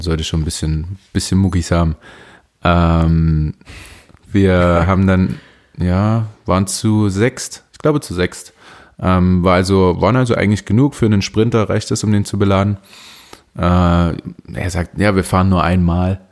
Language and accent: German; Leipzig, Saxony, Germany; also ich bin Leipziger und ich glaube, ich sechse relativ wenig. Ich bin hier geboren.